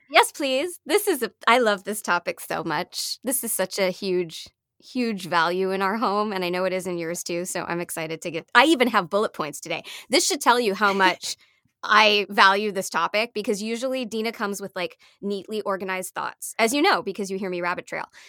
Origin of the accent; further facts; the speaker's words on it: Canada; now in United States; I'm Canadian, um, by birth, and so I only got my American citizenship in my twenties, so at this point, I'm a Canadian with, um, a green card here in the U S